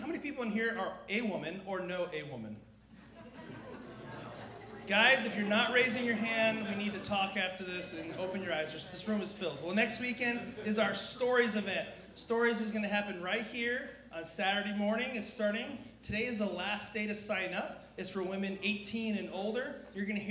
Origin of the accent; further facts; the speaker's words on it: San Diego, California, United States; born and raised in San Diego, lived here my whole life, too gorgeous to ever leave